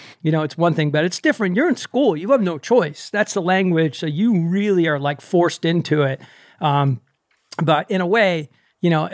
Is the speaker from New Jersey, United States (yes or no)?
yes; Maplewood, New Jersey, United States; I grew up in Maplewood, South Orange.